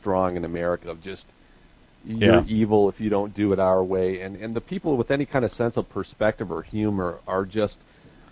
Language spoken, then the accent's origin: English; the Midwest and the West, United States; also born or lived in the West (US); I come from the Midwest and the West